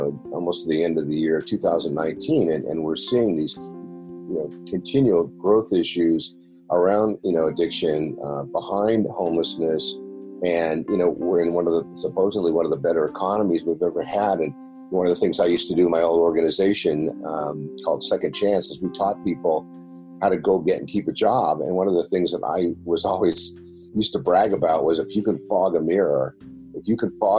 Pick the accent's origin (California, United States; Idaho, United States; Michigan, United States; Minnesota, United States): California, United States; San Diego; I grew up here in San Diego. I am a native